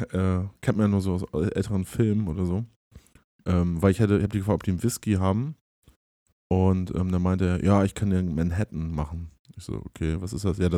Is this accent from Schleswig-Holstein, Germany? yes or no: yes; Flensburg, Schleswig-Holstein, Germany; so im Schleswig-Holstein oder da im Flensburger Raum, wo ich